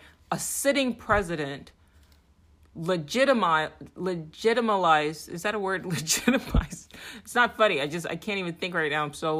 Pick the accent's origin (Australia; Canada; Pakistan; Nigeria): Nigeria; now in United States; I'm an immigrant. I'm a Nigerian-American. My family gave up everything to seek solace here in this country.